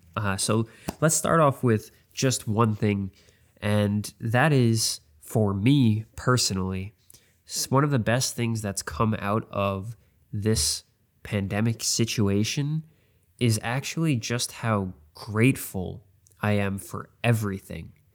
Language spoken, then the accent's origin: English; New York, United States; I'm from New York